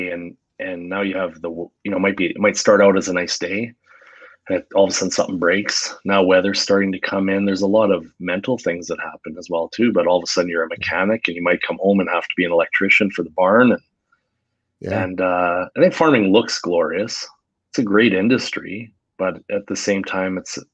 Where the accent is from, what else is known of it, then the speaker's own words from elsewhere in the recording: Medicine Hat, Alberta, Canada; now in Calgary, Canada; I was born in Alberta, Canada, southern Alberta, Canada, little small town of about 65,000 people